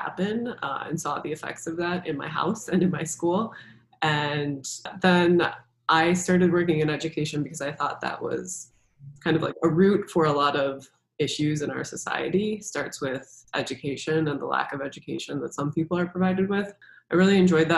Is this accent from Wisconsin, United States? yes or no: yes; Kenosha, Wisconsin, United States; moved away as an adult; also born or lived in Madison, Wisconsin; now in Chicago, United States; I actually grew up in Kenosha